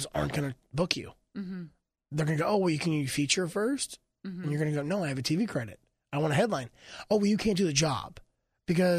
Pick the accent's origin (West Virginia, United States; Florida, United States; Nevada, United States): Florida, United States; Keystone Heights; also born or lived in Gainesville, Florida; Keystone, where I grew up. Keystone Heights, Florida.